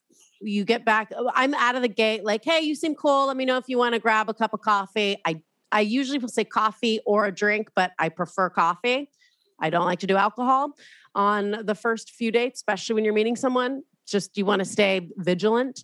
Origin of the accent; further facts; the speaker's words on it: Southern California, United States; I'm from Southern California